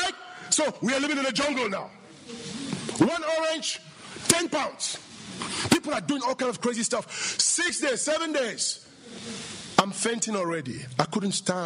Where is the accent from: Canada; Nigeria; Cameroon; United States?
Cameroon; From Cameroon